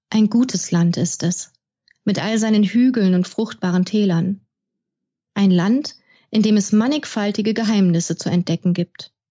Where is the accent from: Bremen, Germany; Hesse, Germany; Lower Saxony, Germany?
Bremen, Germany; Bremerhaven; born there; now in Braunschweig, Germany; Ich bin in Bremerhaven geboren, habe in Münster studiert und bin derzeit mit Katze, Fisch und Mann wohnhaft in Braunschweig in unserem kleinen Häuschen.